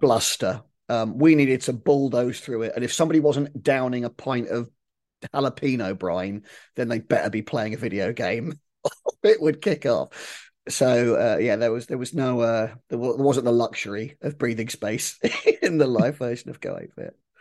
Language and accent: English; Milton Keynes, South East England, United Kingdom; I grew up in Milton Keynes